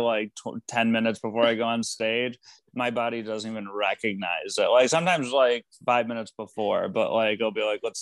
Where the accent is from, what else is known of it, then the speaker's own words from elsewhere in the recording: Michigan, United States; now in Los Angeles, United States; I grew up in Michigan